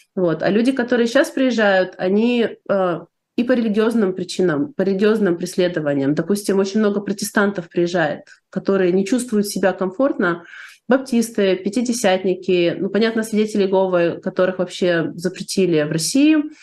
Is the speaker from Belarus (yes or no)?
no; Odesa, Odesa Oblast, Ukraine; moved away as an adult; now in United States; я живу в Штатах уже больше 30 лет, Сама я из Одессы, из Украины.